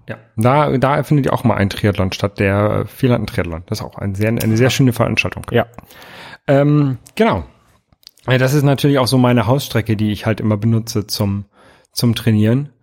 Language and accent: German; Hamburg, Germany; als Hamburger